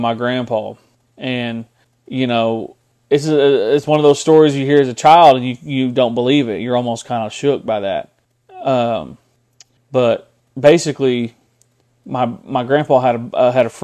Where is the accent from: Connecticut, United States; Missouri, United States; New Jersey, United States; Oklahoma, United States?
Oklahoma, United States; Tahlequah; I'm from Tahlequah. Been on that river and been around that river my entire life